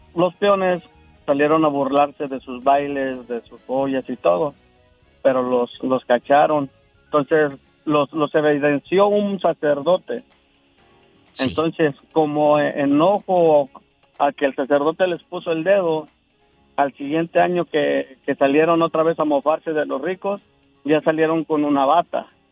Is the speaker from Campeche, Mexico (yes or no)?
no; Yautepec, Morelos, Mexico; Yautepec, de donde yo soy.